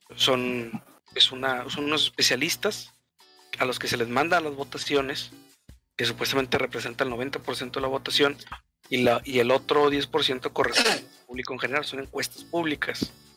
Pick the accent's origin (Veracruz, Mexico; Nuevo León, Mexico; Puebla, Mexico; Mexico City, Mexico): Nuevo León, Mexico; Monterrey; nosotros somos de Monterrey estamos acostumbrados a boletos de 150 pesos para arriba